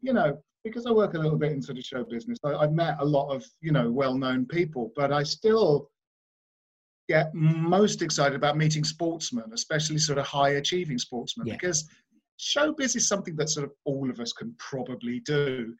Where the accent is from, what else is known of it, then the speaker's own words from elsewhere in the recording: Bromley, London, United Kingdom; I grew up in Bromley in South London